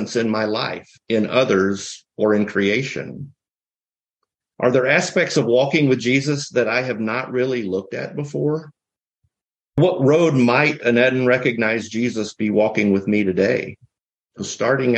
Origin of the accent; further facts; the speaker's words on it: the South, United States; I'm from the South